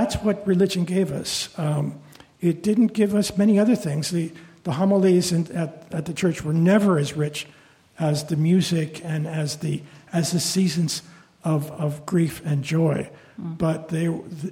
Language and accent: English; Sacramento, California, United States; first language Spanish; English is a second language; I grew up in Sacramento, California